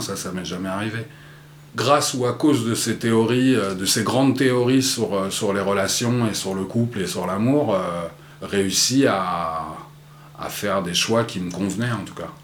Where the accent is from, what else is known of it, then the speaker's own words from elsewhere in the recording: Vincennes, Île-de-France, France; je suis né à Vincennes, donc dans les années 70 il n'y avait pas beaucoup de noirs et j'étais un peu le seul noir de la, de la maternelle